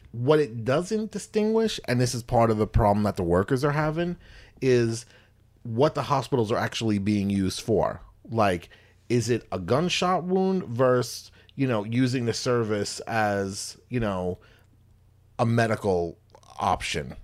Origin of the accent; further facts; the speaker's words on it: New York, United States; growing up in New York and stuff, not, not in the Bronx